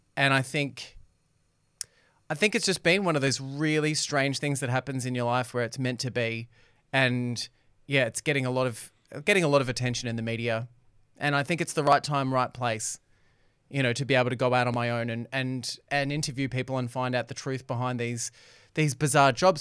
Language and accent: English; Doncaster, Victoria, Australia; I grew up in Doncaster, Temple